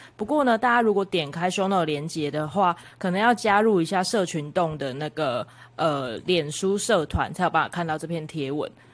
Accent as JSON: {"language": "Chinese", "region": "Kaohsiung", "country": "Taiwan", "said": "身为高雄人"}